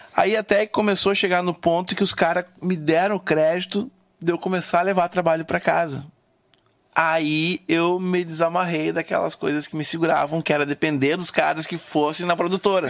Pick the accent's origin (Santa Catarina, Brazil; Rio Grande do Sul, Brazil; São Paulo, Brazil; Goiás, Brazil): Rio Grande do Sul, Brazil; sou gaúcho